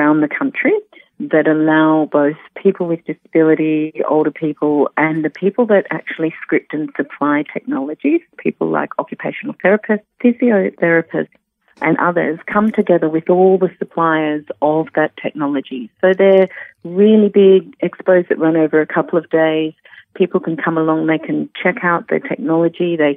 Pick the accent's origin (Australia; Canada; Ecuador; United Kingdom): Australia; Melbourne, Victoria; moved away as an adult; also born or lived in Western Australia / Perth / Sydney; I moved from Melbourne, which was originally my home, to Western Australia with my partner at the time